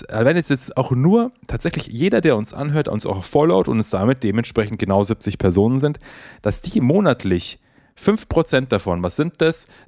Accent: Bavaria, Germany; immerhin kommen wir aus Bayern.

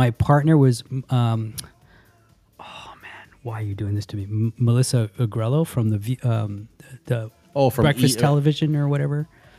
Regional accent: Toronto, Ontario, Canada; We grew up in Keelan Finch. {S0} Okay. {S1} So Keelan Finch is not too far away from Jane and Finch.

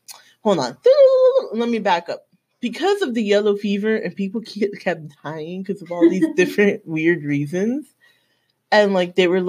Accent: Miami, Florida, United States; I'm from Miami, born and raised

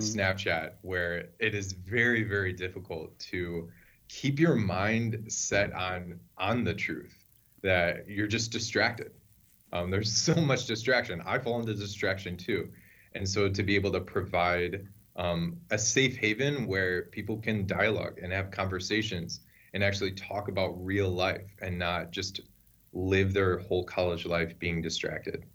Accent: Mundelein, Illinois, United States; I grew up in Mundelein, Illinois

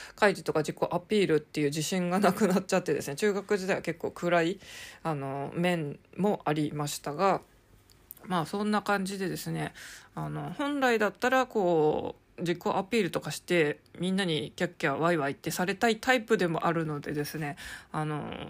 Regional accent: Hokkaido, Japan; now in Tokyo, Japan; どさんこ

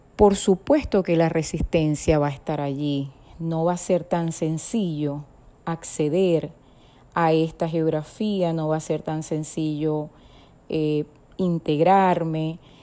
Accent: Venezuela; moved away; Nací en Venezuela

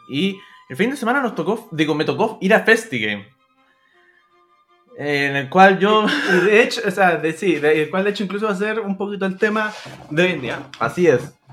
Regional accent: San Bernardo, Santiago Metropolitan, Chile; born there; nací en San Bernardo, así que ahí

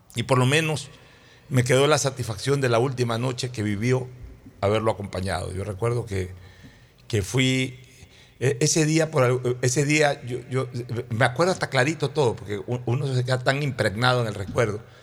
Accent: Guayaquil, Guayas, Ecuador; born or raised there

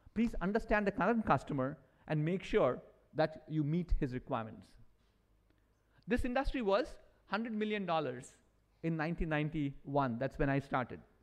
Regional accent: India; as Indians, I'm an Indian

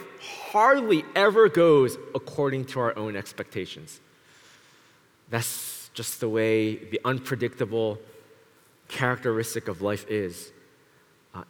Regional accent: Philadelphia, Pennsylvania, United States; moved away as an adult; now in Toronto, Canada; That's where I grew up, Philadelphia, in West Philadelphia, born and raised.

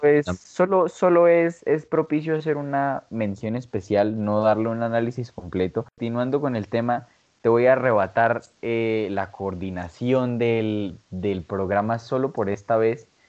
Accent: Colombia

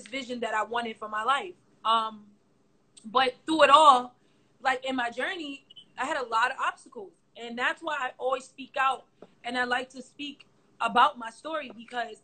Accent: New York City, New York, United States; I'm from Brooklyn, and like I lived in a neighborhood where, you know, it was tough.

